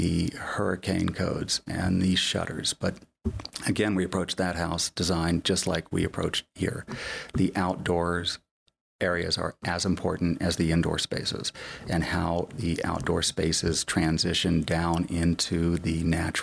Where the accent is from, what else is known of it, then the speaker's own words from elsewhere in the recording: Florida, United States; now in Park City, United States; I grew up in Florida.